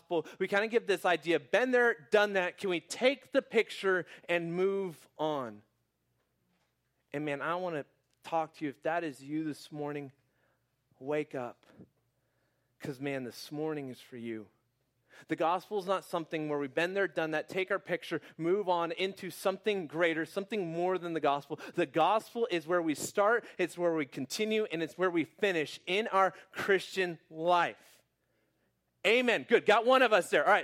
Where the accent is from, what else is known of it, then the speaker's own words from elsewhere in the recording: Phoenix, Arizona, United States; moved away as an adult; also born or lived in Houston; I was born and raised in Phoenix